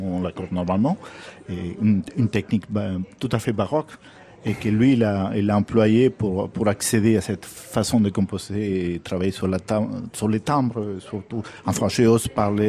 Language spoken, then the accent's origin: French; Argentina; moved away; quand j'étais jeune en Argentine